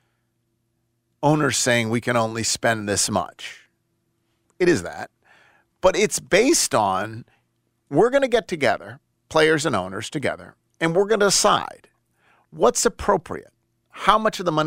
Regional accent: Buffalo, New York, United States; moved away; I'm from Buffalo

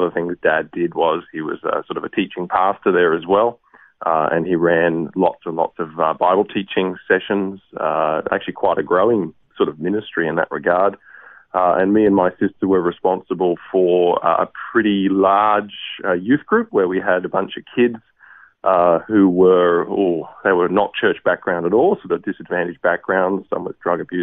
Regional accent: Brisbane, Queensland, Australia; I'm a Queenslander, Matt, so I have very much maroon blood in my veins, and I grew up in Brisbane, lived in the same house all my life

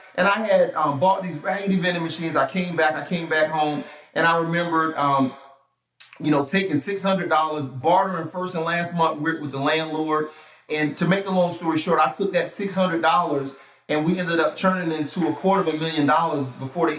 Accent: Atlanta, Georgia, United States; growing up in South Atlanta

